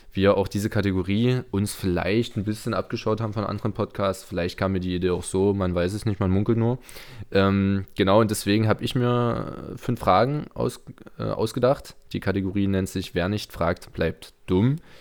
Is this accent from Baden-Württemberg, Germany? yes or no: no; Torgau, Saxony, Germany; born or raised there